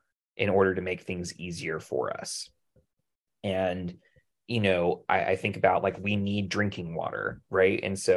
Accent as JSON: {"language": "English", "region": "North Carolina", "country": "United States", "said": "we're from North Carolina"}